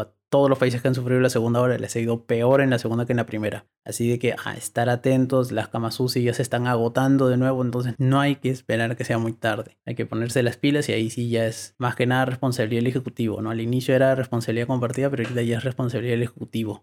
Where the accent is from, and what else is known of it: Peru